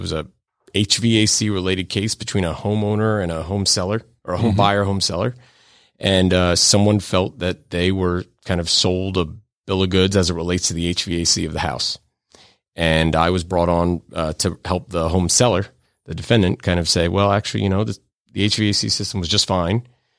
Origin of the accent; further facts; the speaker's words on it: Florida, United States; also born or lived in New York; I was born in New York, but grew up in South Florida.